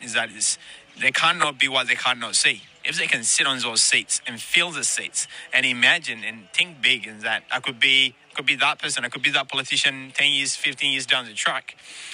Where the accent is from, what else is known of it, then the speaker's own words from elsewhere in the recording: New Zealand; moved away as an adult; also born or lived in Ethiopia; now in Sydney, Australia; my journey to Australia started from Ethiopia, and then from Ethiopia I went to New Zealand, and I grew up in New Zealand